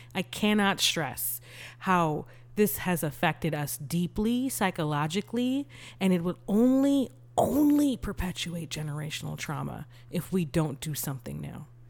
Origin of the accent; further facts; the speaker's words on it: Texas, United States; as a Texan